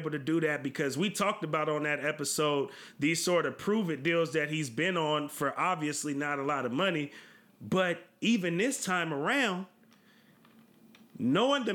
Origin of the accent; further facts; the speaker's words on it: California, United States; we're from California